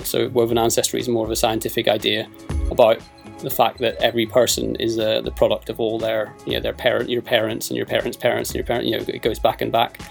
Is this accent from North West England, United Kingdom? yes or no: no; Belfast, Northern Ireland, United Kingdom; now in London, United Kingdom; I was born in Belfast